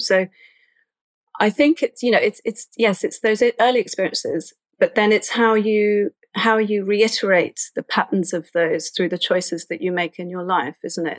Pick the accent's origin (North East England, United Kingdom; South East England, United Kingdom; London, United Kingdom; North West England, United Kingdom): London, United Kingdom; I was raised in Islington in North London.